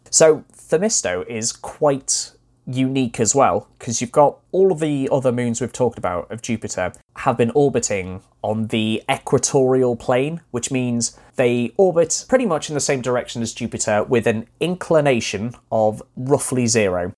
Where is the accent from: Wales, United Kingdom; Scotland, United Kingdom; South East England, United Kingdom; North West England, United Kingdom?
Wales, United Kingdom; North; I grew up in North Wales